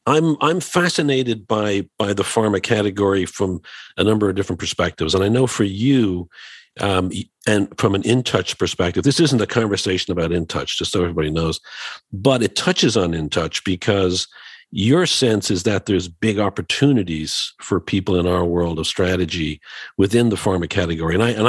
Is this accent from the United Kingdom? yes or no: no; Dublin, Leinster, Ireland; And you know, we're both, as some may know, we're both from Dublin, Ireland.